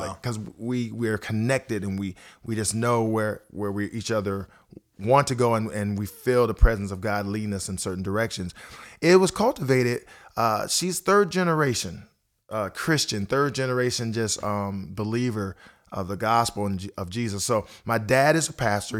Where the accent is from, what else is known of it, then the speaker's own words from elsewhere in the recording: Akron, Ohio, United States; moved away as an adult; also born or lived in Twinsburg, Ohio; now in Nashville, United States; I've been in Nashville here for about fourteen and a half years, but I grew up in Akron, Ohio